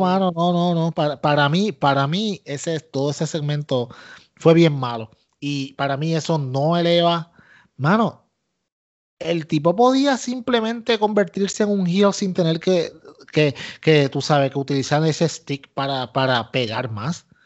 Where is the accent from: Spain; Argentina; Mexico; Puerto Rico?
Puerto Rico; yo soy boricua